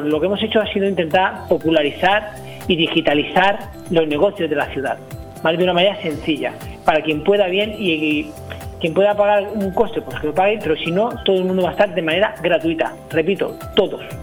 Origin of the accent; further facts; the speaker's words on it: El Campello, Valencian Community, Spain; yo no soy natural de Benidorm, soy natural de Campello, natural un pueblecito cercano